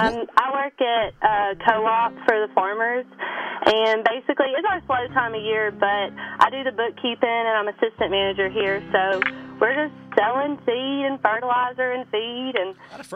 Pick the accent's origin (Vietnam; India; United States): United States; Huntsville, Alabama; I'm from Huntsville, Alabama.